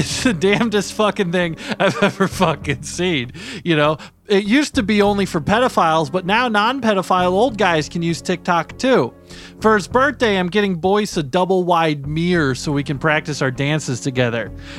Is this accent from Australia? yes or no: no; Canada; I'm actually Canadian, so I don't have to be here. I get to just walk in.